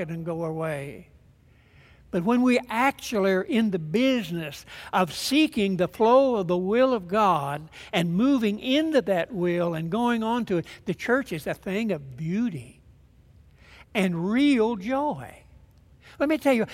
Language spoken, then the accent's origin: English; Germantown, Kentucky, United States; the little church that I grew up in Germantown, Kentucky